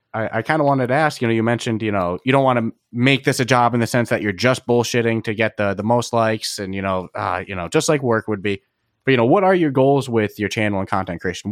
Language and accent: English; East Coast, United States; I'm from the East Coast